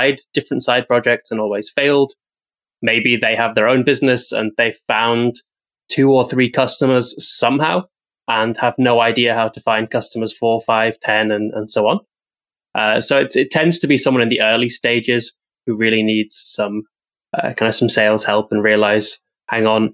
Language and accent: English; United Kingdom; being British